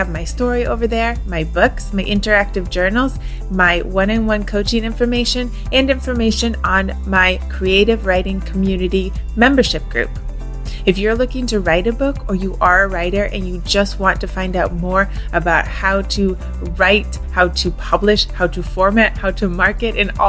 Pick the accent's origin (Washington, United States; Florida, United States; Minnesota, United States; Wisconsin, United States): Wisconsin, United States; I grew up in Wisconsin